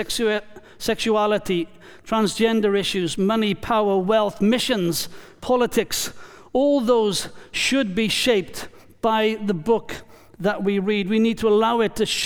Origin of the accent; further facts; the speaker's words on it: Wales, United Kingdom; now in New Zealand; I am Welsh